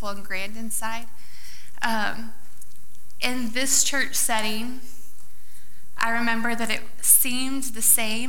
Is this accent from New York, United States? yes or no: no; Iowa, United States; moved away; I actually grew up in Iowa